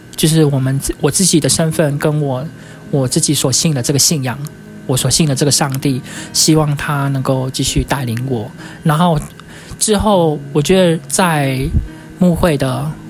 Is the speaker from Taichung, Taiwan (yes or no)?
no; Sandimen, Pingtung County, Taiwan; moved away as an adult; also born or lived in Taipei; 我们是从屏东来的，屏东的山地门